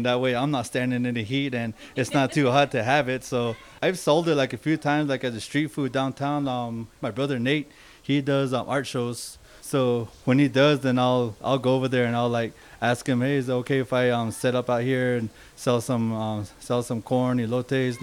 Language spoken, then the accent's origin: English; Ganado, Arizona, United States; also born or lived in Whispering, Arizona; now in Albuquerque, United States; So that's where I grew up from, Whispering and Ganado